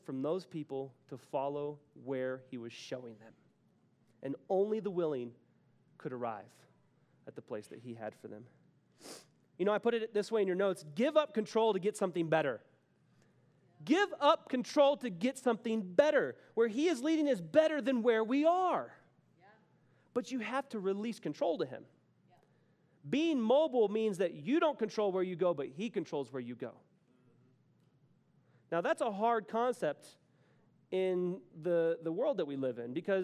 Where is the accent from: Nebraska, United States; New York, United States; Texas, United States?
Texas, United States; moved away as an adult; now in Denver, United States; I'm from Texas, but I moved here.